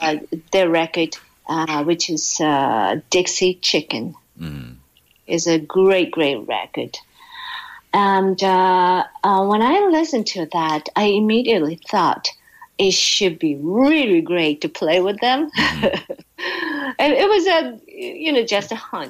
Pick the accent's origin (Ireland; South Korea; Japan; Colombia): Japan; Aomori; also born or lived in Tokyo, Japan; now in New York, United States; I was born and raised in Japan. Mm-hmm. And Aomori was a place I grew up